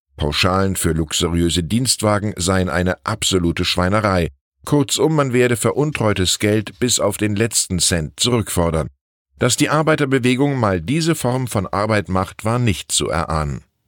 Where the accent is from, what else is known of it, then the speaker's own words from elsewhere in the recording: Wiesbaden, Hesse, Germany; moved away; in meiner Heimatstadt Wiesbaden